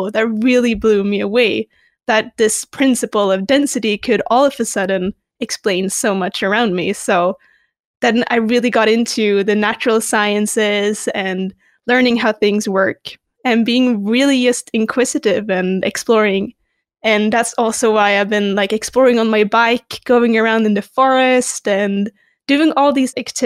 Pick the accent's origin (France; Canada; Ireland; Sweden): Sweden; Stockholm, Stockholm County; I grew up in Stockholm, Sweden